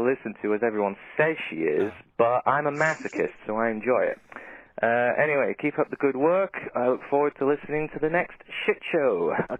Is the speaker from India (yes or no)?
no; United Kingdom; I'm not Australian. I'm from the UK, and this phone call is probably costing me a fucking fortune